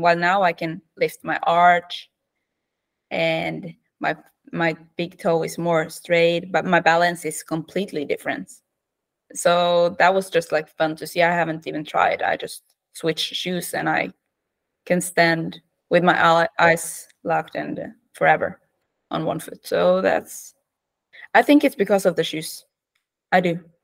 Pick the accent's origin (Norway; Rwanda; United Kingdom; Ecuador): Norway; Western Norway; English is a second language; moved away as an adult; now in Oslo, Norway; I'm from Norway. I grew up west, uh, in the west of Norway uh, near the fjords and mountains